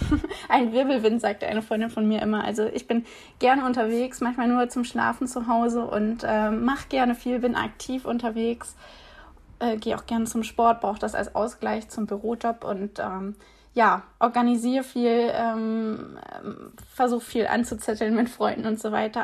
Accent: East Frisia, Lower Saxony, Germany; moved away as an adult; now in Hamburg, Germany; bin ich auch norddeutsche, gebürtige Ostfriesin, also komme direkt von der Nordsee

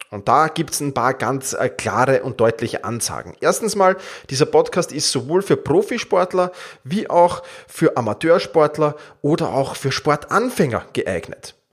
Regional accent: Vienna, Austria; Ich komme aus Wien. Meinen Ursprung habe ich im Fußball

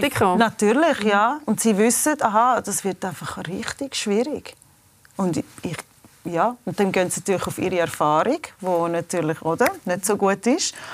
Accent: United States; now in Switzerland; Ähm also ich bin in den USA aufgewachsen und meine Mutter hat einen Schweizer Kurator, wir sind in die Schweiz gekommen.

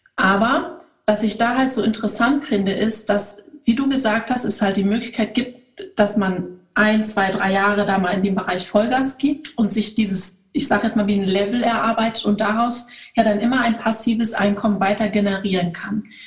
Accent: Germany; bei uns in Deutschland

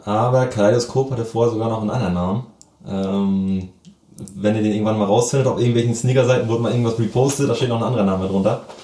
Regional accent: Lockwisch, Mecklenburg-Vorpommern, Germany; now in Lübeck, Germany; ich komme tatsächlich aus Mecklenburg.

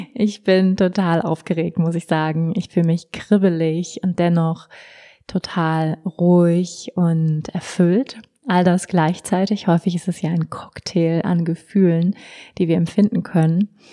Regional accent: Hamburg, Germany; moved away; also born or lived in Bali / Berlin; ich komme aus Hamburg ursprünglich

